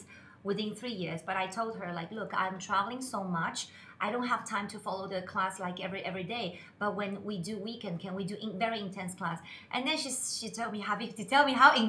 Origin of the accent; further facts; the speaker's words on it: Shanghai, China; moved away as an adult; now in Dubai, United Arab Emirates; I'm from Shanghai, China.